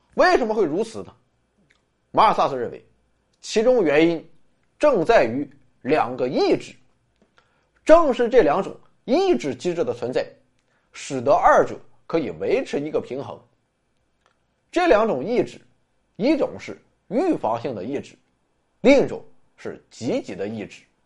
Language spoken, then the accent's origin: Chinese; China; 我们中国人